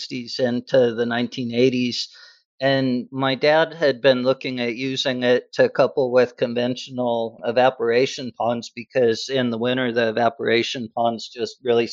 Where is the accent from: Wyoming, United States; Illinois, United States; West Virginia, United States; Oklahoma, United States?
Wyoming, United States; Laramie; also born or lived in Phoenix; now in Houston, United States; I'm from Laramie, Wyoming